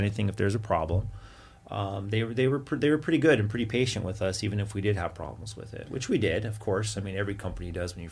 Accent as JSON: {"language": "English", "town": "Santa Fe", "region": "New Mexico", "country": "United States", "tie": "born or raised there", "moved": "yes", "said": "We grew up in New Mexico around the Santa Fe area."}